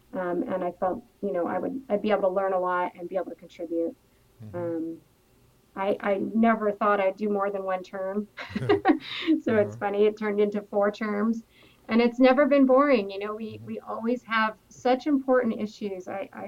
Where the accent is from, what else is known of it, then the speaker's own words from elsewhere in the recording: Los Angeles, California, United States; In L.A.